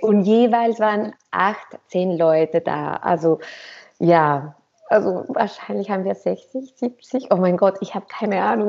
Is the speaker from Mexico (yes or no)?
yes; Mexico; moved away as an adult; also born or lived in Cuba / Berlin / Zurich; ich komme aus Mexiko